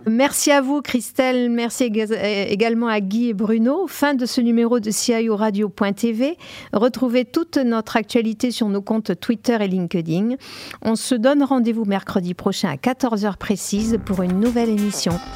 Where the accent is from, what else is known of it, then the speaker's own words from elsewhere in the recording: Avignon, Provence-Alpes-Côte d'Azur, France; je suis d'Avignon